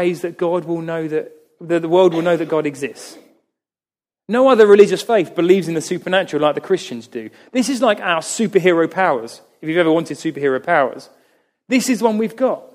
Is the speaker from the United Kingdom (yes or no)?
yes; United Kingdom; we are British